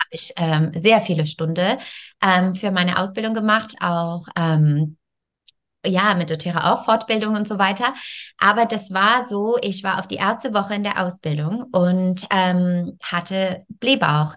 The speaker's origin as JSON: {"language": "German", "country": "Canada", "also_born_or_lived": "France", "second_language": "German", "moved": "as an adult", "lives_now": "Germany", "said": "Ich komme ursprünglich aus Kanada ähm, und ich wohne in Deutschland ungefähr jetzt, äh, ich denke, 14 Jahre"}